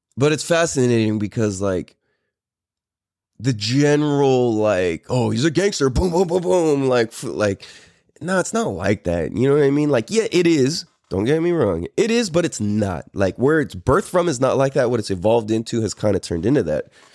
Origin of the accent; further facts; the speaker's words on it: San Diego, California, United States; also born or lived in Clairemont, San Diego / Poway / Hawaii / Temecula; I am really, really from Mira Mesa.